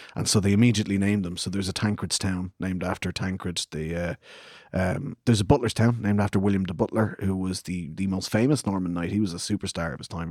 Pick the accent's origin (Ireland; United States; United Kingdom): Ireland; Clondalkin, Leinster; we grew up in the same housing estate in Clondalkin